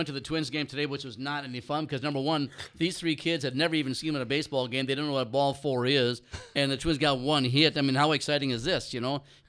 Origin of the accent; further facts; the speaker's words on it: Minnesota, United States; I'm from Minnesota